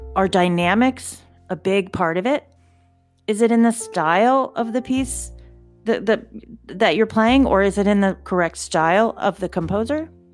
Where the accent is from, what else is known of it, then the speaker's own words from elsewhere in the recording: outside of Philadelphia, Pennsylvania, United States; I grew up outside of Philadelphia, and the Philadelphia Orchestra was everything to our family